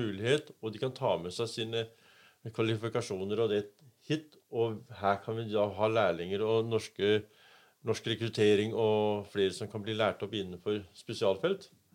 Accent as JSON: {"language": "Norwegian", "country": "Denmark", "moved": "yes", "lives_now": "Norway", "said": "Vi er jo en dansk familie som har kommet og, og overtatt"}